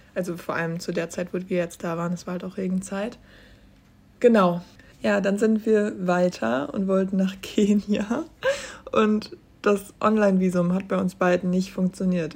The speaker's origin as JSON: {"language": "German", "country": "Germany", "tie": "born or raised there", "said": "ich bin auf dem Land aufgewachsen"}